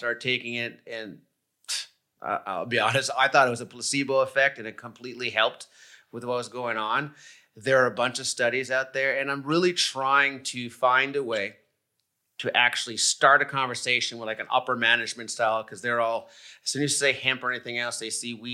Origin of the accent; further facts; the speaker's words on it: Montreal, Quebec, Canada; moved away; I'm originally from Canada. I'm from Montreal